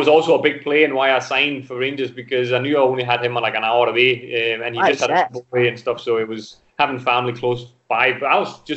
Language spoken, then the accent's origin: English; Denmark; English is a second language; moved away as an adult; also born or lived in Glasgow